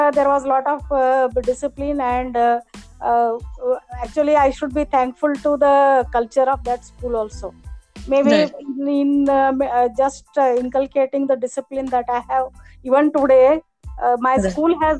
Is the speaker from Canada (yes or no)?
no; Belgaum, Karnataka, India; I was born and brought up in Belgaum only. So my entire education, primary, secondary, till my MBBS was in Belgaum only.